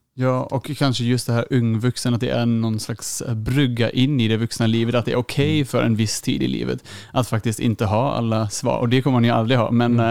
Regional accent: Germany; now in Uppsala, Sweden; jag är från Tyskland

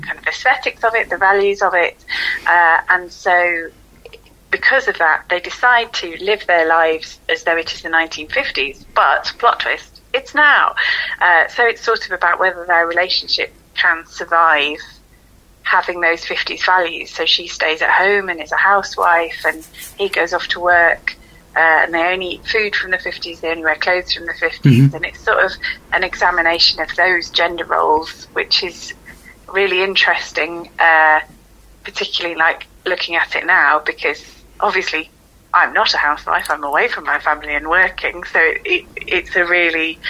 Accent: Sheffield, Yorkshire and the Humber, United Kingdom; moved away as an adult; also born or lived in Birmingham; I'm from Sheffield, so this is where I grew up

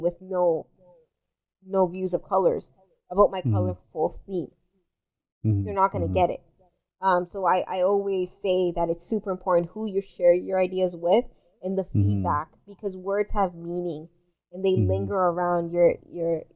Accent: Dominican Republic; moved away; I'm from the Dominican Republic.

